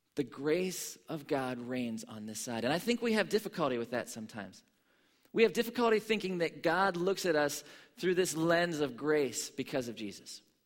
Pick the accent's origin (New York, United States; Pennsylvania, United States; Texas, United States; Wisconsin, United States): Pennsylvania, United States; Pittsburgh; I grew up in Pittsburgh, Pennsylvania